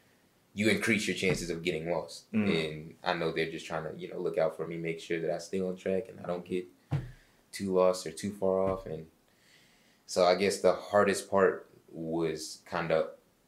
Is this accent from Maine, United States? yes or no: no; Atlanta, Georgia, United States; Born and raised in Atlanta. Started off on the southwest side.